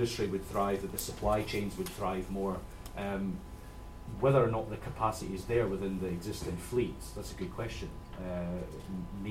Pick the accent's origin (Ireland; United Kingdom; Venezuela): United Kingdom; Scotland; I'm from Scotland